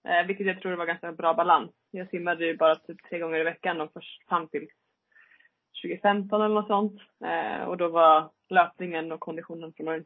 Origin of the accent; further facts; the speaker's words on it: Leksand, Dalarna County, Sweden; Nej, jag är född i Leksand.